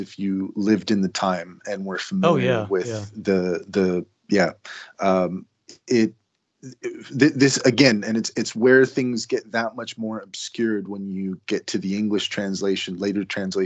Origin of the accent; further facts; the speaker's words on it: California, United States; growing up in California